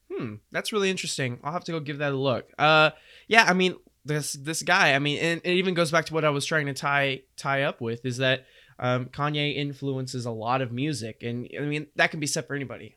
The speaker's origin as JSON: {"language": "English", "town": "Houston", "region": "Texas", "country": "United States", "said": "we're from Houston"}